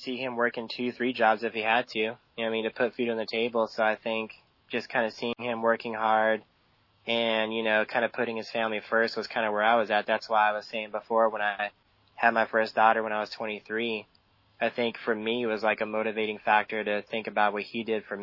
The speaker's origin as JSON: {"language": "English", "town": "San Diego", "region": "California", "country": "United States", "tie": "born or raised there", "said": "living here at the beach, there was a lot of drugs. I mean, it was just a really loose lifestyle, especially growing up in Ocean Beach"}